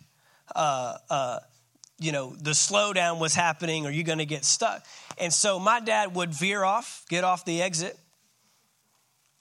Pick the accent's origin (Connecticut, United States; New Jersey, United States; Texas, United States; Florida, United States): Texas, United States; Dallas-Fort Worth Metroplex; also born or lived in San Antonio, Texas; I grew up in the Dallas-Fort Worth Metroplex, my entire, all but 5 years of the first 18 years of my life, and the first 5 were in San Antonio